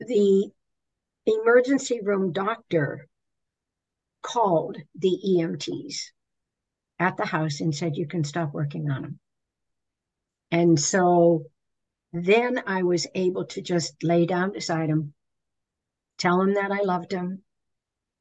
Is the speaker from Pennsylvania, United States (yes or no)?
yes; Pennsylvania, United States; I'm from Pennsylvania